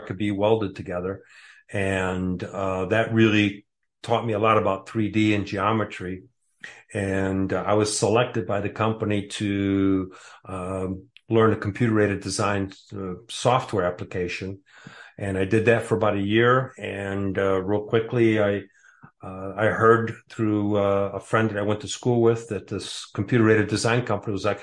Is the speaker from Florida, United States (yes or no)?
no; Warren, Michigan, United States; also born or lived in Bordeaux, France; now in Cave Creek, United States; I grew up in a town called Warren, Michigan. It's a state. Originally, I was born in Bordeaux, France